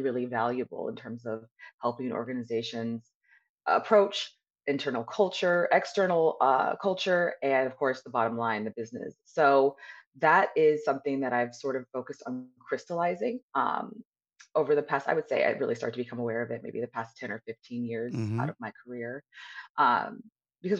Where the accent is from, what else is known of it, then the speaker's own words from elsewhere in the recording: Southern California, United States; I was born and raised in Southern California